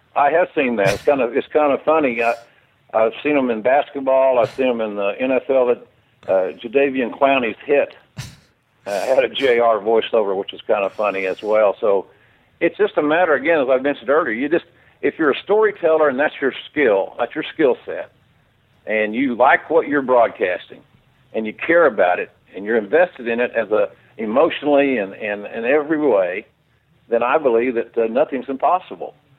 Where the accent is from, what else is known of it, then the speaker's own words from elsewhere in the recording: Oklahoma, United States; I grew up in Oklahoma